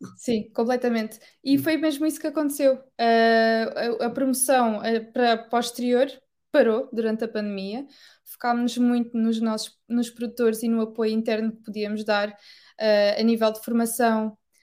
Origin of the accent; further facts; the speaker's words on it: Portugal; first language Portuguese; moved away as an adult; also born or lived in Amsterdam, Netherlands; now in United Kingdom; sendo portuguesa